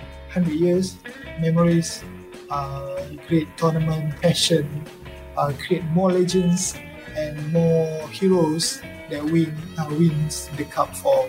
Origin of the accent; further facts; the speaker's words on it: Malaysia; as a Malaysian.